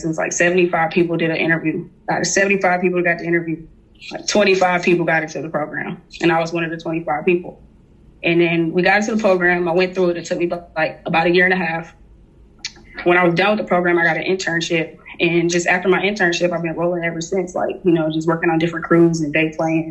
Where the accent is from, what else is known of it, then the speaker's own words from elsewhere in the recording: Atlanta, Georgia, United States; also born or lived in Connecticut / Jamaica; I moved down here when I was like about 4 or 5 years old to Atlanta